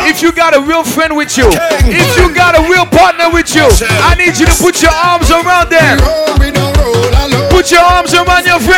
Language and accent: English; New York City, New York, United States; You know I'm from New York City. I gotta play shits like this.